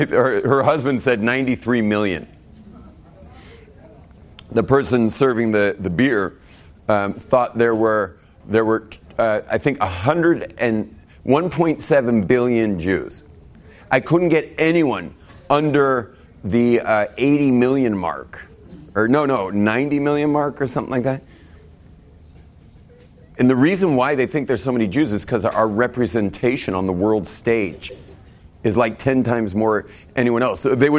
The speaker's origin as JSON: {"language": "English", "town": "North Barrington", "region": "Illinois", "country": "United States", "said": "I mean, every neighborhood where we grew up in West LA, you could have been from, I was from North Barrington."}